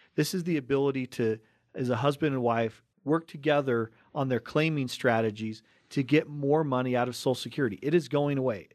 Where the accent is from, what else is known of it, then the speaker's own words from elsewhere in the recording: Cottonwood Heights, Utah, United States; we grew up right here in Cottonwood Heights, in, right here on the Wasatch Front